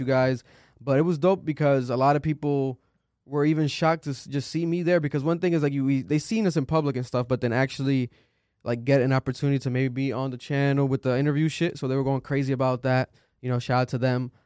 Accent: Providence, Rhode Island, United States; we're from Providence, Rhode Island

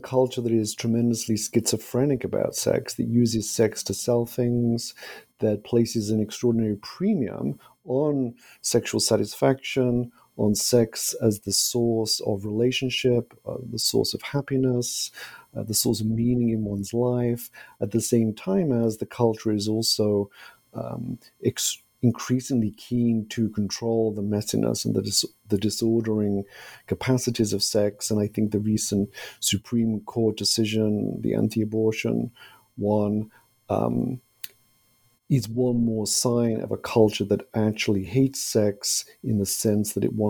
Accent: United Kingdom; moved away; I'm originally from Britain, but this is the first time I've seen Oliver in a couple of years. And I've not been back to Britain in several years, in part because of the pandemic.

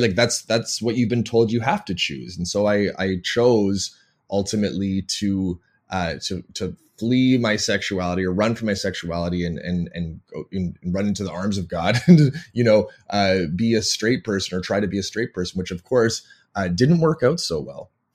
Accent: Toronto, Ontario, Canada; moved away as an adult; also born or lived in American South / Lynchburg, Virginia / Florida; I come from Toronto, Ontario, Canada, where I live now

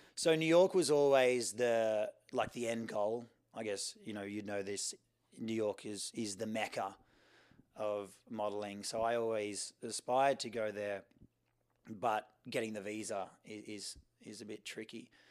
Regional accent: Sydney, New South Wales, Australia; I grew up in Sydney, Australia, uh, on the beach in Coogee.

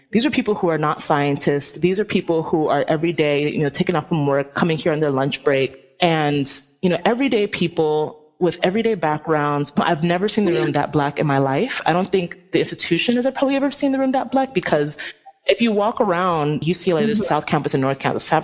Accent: Nigeria; And also, like, I'm Nigerian. If any of y'all know how Nigerians are, we are like so extra.

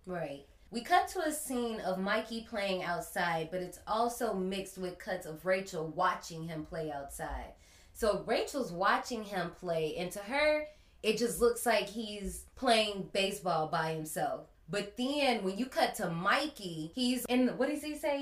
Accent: Gary, Indiana, United States; I grew up in Gary, Indiana, and we didn't really have a lot of funding

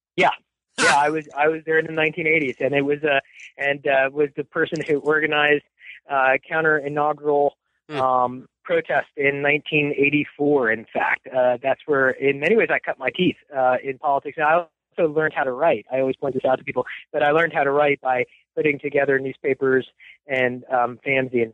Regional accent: Washington, District of Columbia, United States; moved away as an adult; also born or lived in Rochester; I was born in the Washington, D.C. area. Uh, uh, in 1966. I um, it was an easy place for me to get engaged in politics, which I did at a pretty young age, becoming a, a young political activist in that area

